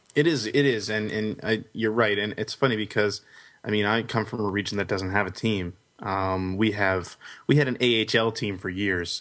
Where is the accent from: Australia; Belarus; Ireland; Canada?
Canada; growing up in Canada